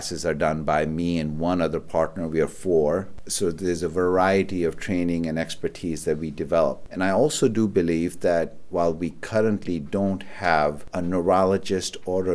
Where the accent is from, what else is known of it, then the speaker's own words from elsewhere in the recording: Pakistan; moved away as an adult; also born or lived in Karachi, Pakistan / Rochester, United States / Syracuse, United States; now in Buffalo, United States; I was born and raised in Pakistan, and I went to medical school at a place called the Aga Khan University in Karachi, Pakistan